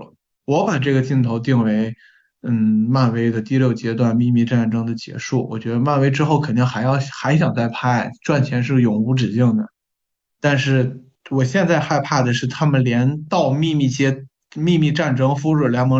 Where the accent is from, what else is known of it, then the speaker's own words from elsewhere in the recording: China; 你别侮辱我们中国人，就是华华裔的这些人了。